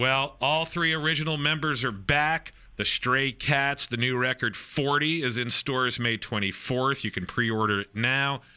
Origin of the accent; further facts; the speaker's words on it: Nassau County, Long Island, New York, United States; also born or lived in East Coast; now in San Diego, United States; I grew up in Nassau County in Long Island